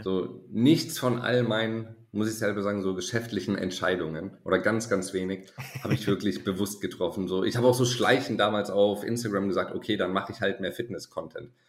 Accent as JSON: {"language": "German", "town": "Konstanz", "region": "Baden-Württemberg", "country": "Germany", "tie": "born or raised there", "said": "BWL-Studium zu Hause in meiner Heimatstadt in Konstanz"}